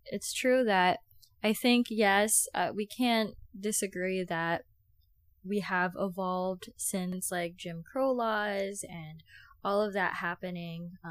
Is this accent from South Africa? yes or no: no; Philippines; for me, being Filipino, uh, I do believe that we can do better as a Filipino community